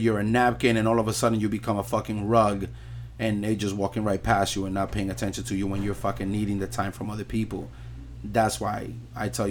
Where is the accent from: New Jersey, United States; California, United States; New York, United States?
New York, United States; New York City; I'm Puerto Rican, born and raised in New York City, 42 years old